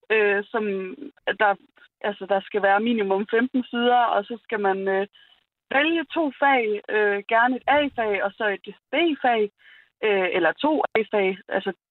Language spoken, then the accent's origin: Danish; Esbjerg, Southern Denmark, Denmark; Nej, vi er fra Esbjerg.